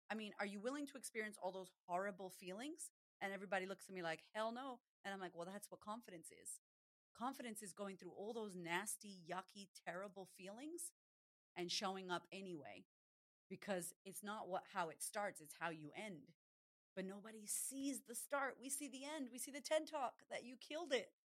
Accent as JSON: {"language": "English", "town": "Boston", "region": "Massachusetts", "country": "United States", "tie": "born or raised there", "moved": "yes", "lives_now": "Australia", "said": "We're Puerto Rican descent. And I'm from Boston originally, but I live in Australia"}